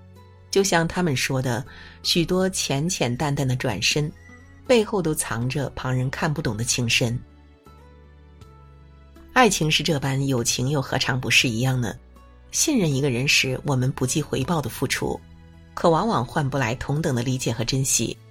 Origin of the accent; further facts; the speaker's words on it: Hunan, China; 我是湖南人，夏夏是成都本地人，我俩都无辣不欢。